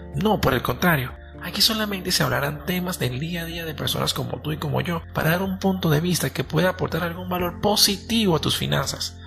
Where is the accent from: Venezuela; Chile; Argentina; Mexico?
Venezuela; Soy un joven venezolano